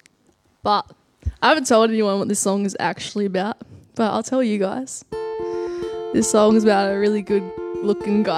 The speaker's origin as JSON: {"language": "English", "town": "Lismore", "region": "New South Wales", "country": "Australia", "said": "I'm from Lismore and I'm a singer-songwriter."}